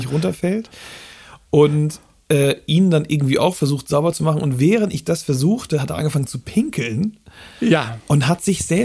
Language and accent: German; Flensburg, Schleswig-Holstein, Germany; also born or lived in Hamburg, Germany; Ich komme ja äh, aus dem Raum Flensburg eher